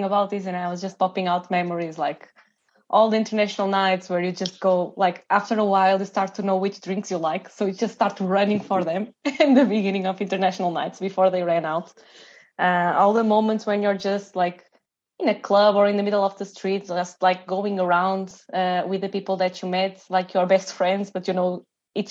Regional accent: Portugal; we are from Portugal.

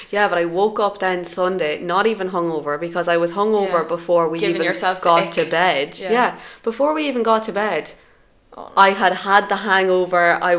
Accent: Dundalk, County Louth, Ireland; moved away as an adult; now in Valencia, Spain

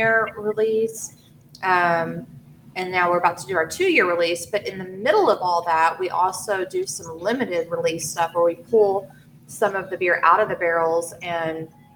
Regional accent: United States; we're American

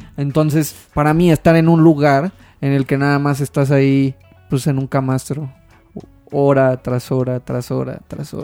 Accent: Mexico; tú como mexicano

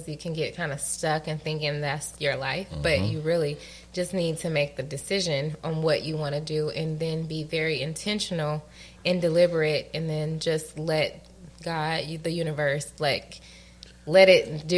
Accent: Atlanta, Georgia, United States; also born or lived in Connecticut; I was born in Connecticut, right? Mm-hmm. And then I moved to Atlanta.

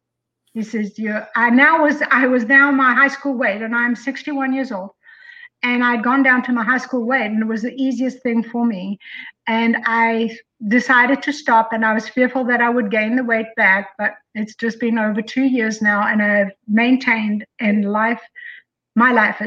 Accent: South Africa; also born or lived in Colorado; now in Tennessee, United States; I'm from South Africa

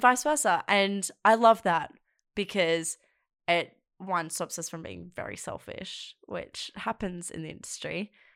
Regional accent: South Coast, New South Wales, Australia; moved away as an adult; now in Sydney, Australia; I'm from the South Coast. Um, and it really affected the areas I grew up

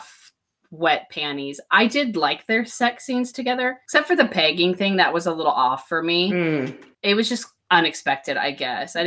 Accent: United States; I'm also American

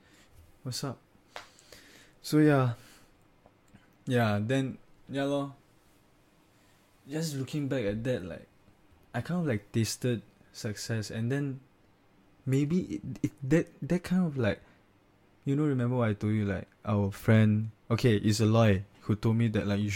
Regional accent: Singapore; oh, I'm from Singapore.

